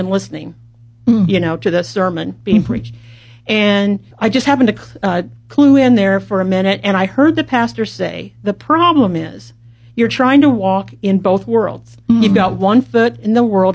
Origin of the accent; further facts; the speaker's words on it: Columbus, Indiana, United States; I was born and raised in Columbus, Indiana